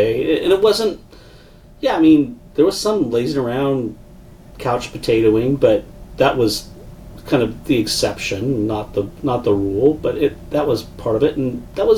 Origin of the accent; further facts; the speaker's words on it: Fresno, California, United States; I grew up in Central California in Fresno